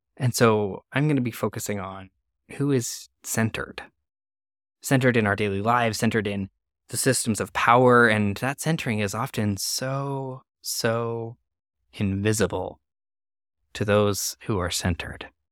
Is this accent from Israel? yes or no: no; Canada; moved away; my home country of Canada